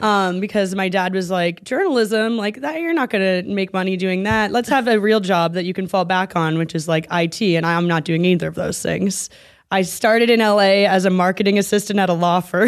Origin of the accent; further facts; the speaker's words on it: Vermont, United States; moved away as an adult; now in Los Angeles, United States; I'm from Vermont